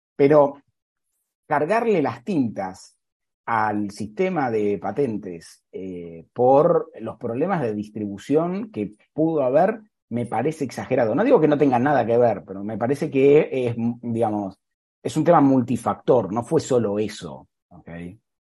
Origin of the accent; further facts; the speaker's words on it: Argentina; now in Dayton, United States; yo soy argentino